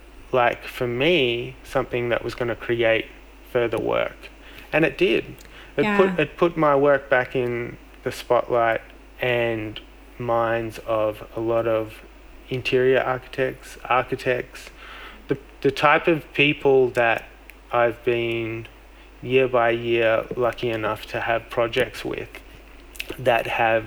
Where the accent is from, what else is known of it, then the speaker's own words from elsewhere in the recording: Melbourne, Victoria, Australia; my hometown of Melbourne